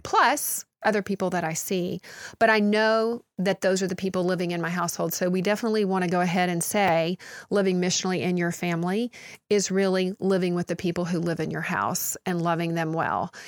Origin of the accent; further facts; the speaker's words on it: United States; as American Christians